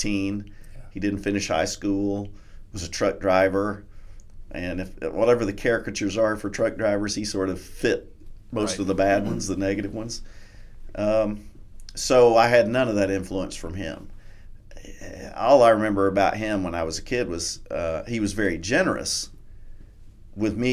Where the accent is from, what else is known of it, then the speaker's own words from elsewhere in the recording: Kentucky, United States; I'm from Kentucky